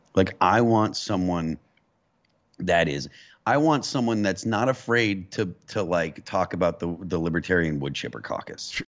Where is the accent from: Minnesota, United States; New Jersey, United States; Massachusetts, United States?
Massachusetts, United States; Western; I grew up in New England, so, like, um, you know, being from Western Massachusetts